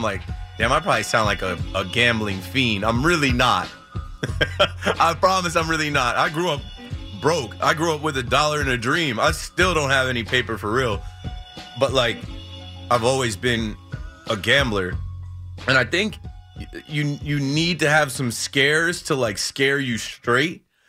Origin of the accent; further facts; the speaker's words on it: New Jersey, United States; Like, I'm from the Shore area, and I know a lot of people listening are from New York, but I know a lot of people listening are from Jersey too.